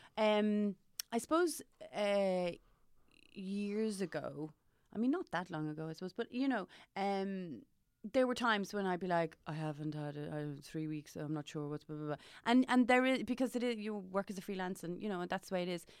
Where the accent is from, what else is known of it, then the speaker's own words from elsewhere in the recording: Johannesburg, Gauteng, South Africa; also born or lived in Maynooth, Kildare, Ireland / Cork, Ireland; now in Dublin, Ireland; growing up in South Africa